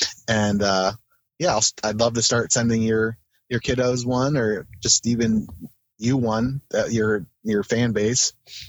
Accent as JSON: {"language": "English", "town": "Kent", "region": "Ohio", "country": "United States", "tie": "born or raised there", "also_born_or_lived": "Akron, Ohio", "said": "when I grew up in Kent"}